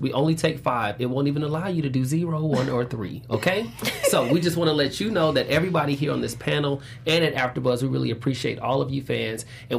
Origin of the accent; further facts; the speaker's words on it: Atlanta, Georgia, United States; for me, I'm from Atlanta.